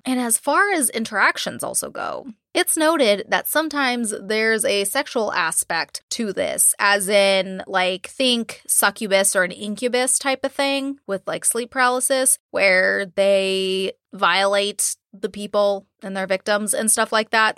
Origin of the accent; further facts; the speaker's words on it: California, United States; I'm from California and took Spanish in high school and college